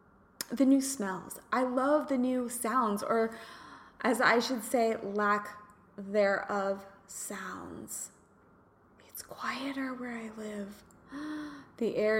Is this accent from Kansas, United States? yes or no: yes; Kansas, United States; moved away as an adult; also born or lived in California / Los Angeles, California; I'm from Kansas, went to California